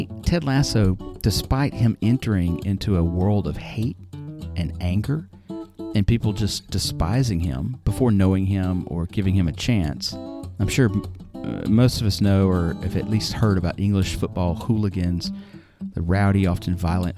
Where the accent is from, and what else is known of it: United States